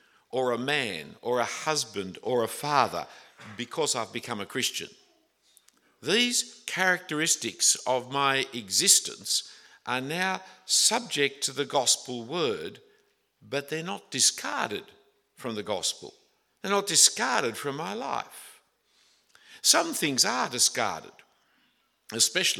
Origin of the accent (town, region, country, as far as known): Australia